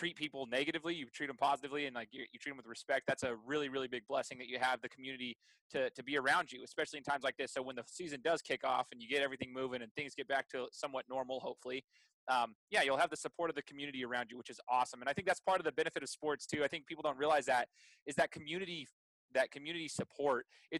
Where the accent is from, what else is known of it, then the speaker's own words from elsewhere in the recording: Meridian, Idaho, United States; But that's why they moved to Meridian, Idaho, here in the Treasure Valley, which at the time when I was, you know, 6 years old, it wasn't nearly what it is now.